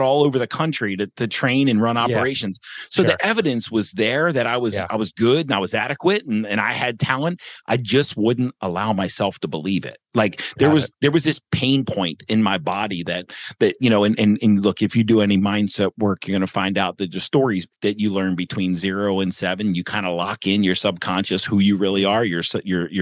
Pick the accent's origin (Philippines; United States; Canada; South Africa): United States; Baltimore, Maryland; moved away as an adult; also born or lived in Portland, Oregon / St. Louis; I grew up, born and raised in Baltimore, Maryland